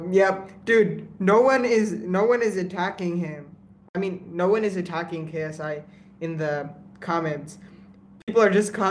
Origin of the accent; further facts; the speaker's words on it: India; Indian food is just food because I'm Indian.